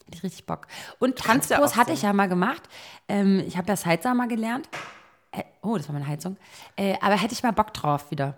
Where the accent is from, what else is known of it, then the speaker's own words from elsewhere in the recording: Berlin, Germany; Berlin geil. Ich, ist meine Heimat